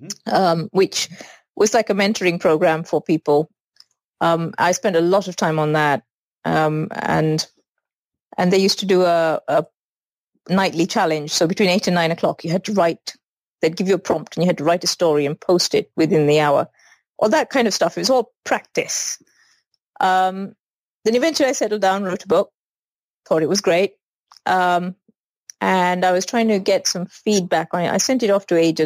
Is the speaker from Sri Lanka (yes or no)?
yes; Sri Lanka; moved away; I grew up in Sri Lanka, and I went to an all-girls school